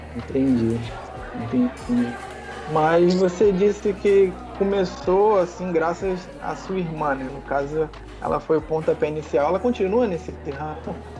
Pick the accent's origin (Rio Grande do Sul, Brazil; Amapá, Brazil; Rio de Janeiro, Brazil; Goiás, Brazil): Rio de Janeiro, Brazil; eu sou do Rio de Janeiro